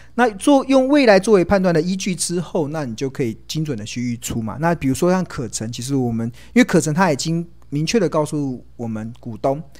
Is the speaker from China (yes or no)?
no; Taiwan; also born or lived in United Kingdom; 我从英国念书回来的时候已经三十岁，那时候我回到台湾的时候